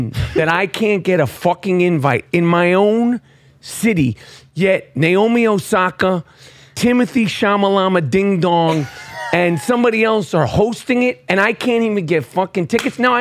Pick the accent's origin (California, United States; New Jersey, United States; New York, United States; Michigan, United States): New York, United States; New York City; I am born and raised in Manhattan.